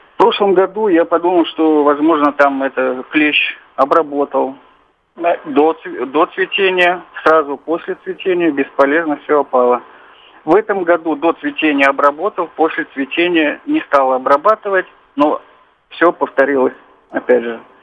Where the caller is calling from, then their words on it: Tyumen, Tyumen Oblast, Russia; я звоню из Тюмени